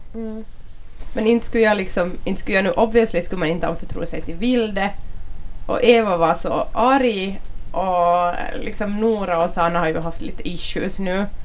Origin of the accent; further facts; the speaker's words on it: Finland; jag är bara finländsk och finlandssvensk